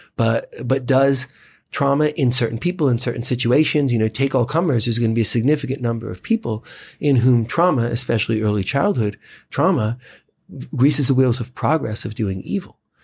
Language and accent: English; United States; as an American citizen